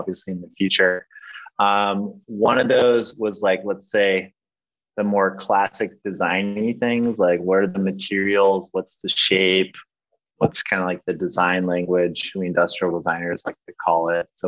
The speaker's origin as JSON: {"language": "English", "region": "California", "country": "United States", "moved": "yes", "lives_now": "Munich, Germany", "said": "I'm originally from the States, from California. Now I live in Munich in Germany"}